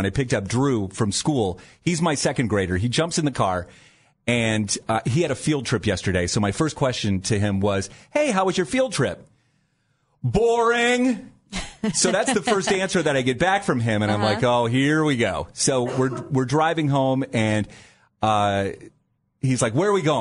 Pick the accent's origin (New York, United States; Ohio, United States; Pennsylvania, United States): Ohio, United States; New Philadelphia; when I was growing up in the Dover, New Philadelphia area